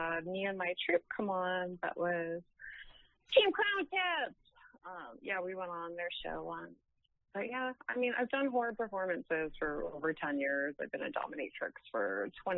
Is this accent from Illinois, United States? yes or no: yes; Chicago, Illinois, United States; now in Las Vegas, United States; I'm from Chicago. I live in Las Vegas now